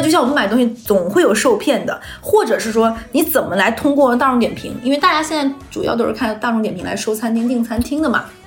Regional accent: Liaoyuan, Jilin, China; moved away as an adult; also born or lived in Wuhan; now in Shanghai, China; 我老家，就我老家，呃，吉林省一个五线城市辽源

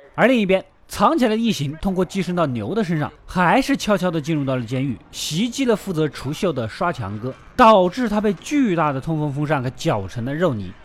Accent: China; 我们中国人

